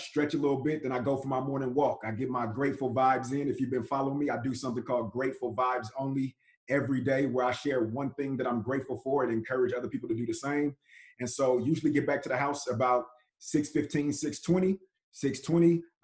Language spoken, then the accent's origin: English; Richmond, California, United States; I'm from Richmond, California. My mother was 17, father was 18 when they had me